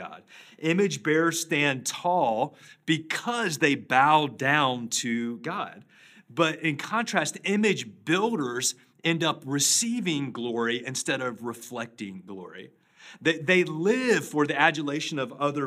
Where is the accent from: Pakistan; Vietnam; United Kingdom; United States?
United States; Charlotte, North Carolina; Back in 1988, I grew up in Charlotte